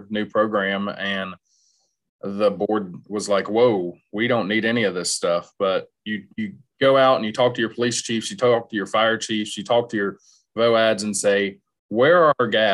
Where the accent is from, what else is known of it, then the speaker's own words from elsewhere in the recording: the South, United States; moved away as an adult; also born or lived in Iowa; now in Nebraska, United States; I'm not from here. I'm from the South. I'm not from the Midwest area.